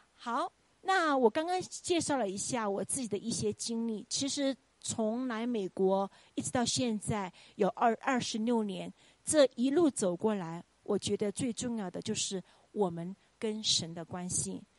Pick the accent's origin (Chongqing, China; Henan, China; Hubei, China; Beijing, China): Chongqing, China; moved away as an adult; now in United States; 我们都是冲亲人